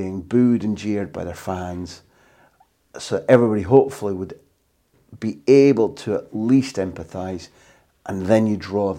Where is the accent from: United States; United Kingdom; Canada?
United Kingdom; moved away; as a Brit abroad